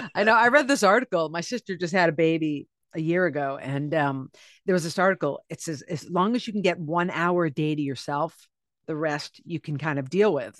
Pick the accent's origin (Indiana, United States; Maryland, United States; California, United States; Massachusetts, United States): Massachusetts, United States; Cape Cod; now in New York City, United States; I'm from Cape Cod